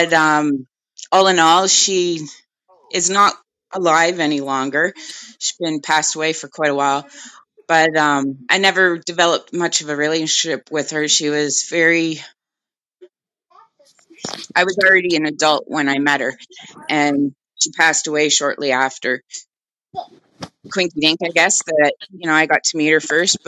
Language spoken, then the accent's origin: English; Toronto, Ontario, Canada; I was born in North York